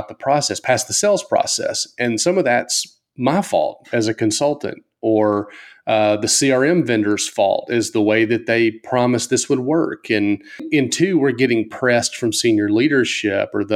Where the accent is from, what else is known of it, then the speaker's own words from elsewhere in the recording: the South, United States; I grew up in the South, and I'm a good old Baptist guy.